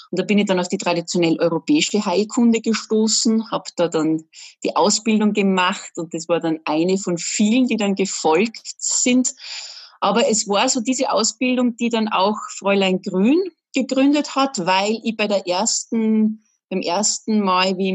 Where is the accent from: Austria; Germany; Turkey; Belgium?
Austria; Salzburg; ich bin Salzburgerin